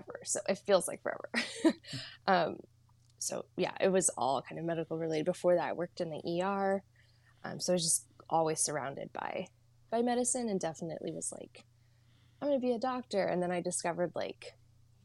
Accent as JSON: {"language": "English", "region": "Eastern Washington", "country": "United States", "tie": "born or raised there", "also_born_or_lived": "Saudi Arabia / India", "lives_now": "Seattle, United States", "said": "I grew up in Eastern Washington, like thick of the desert"}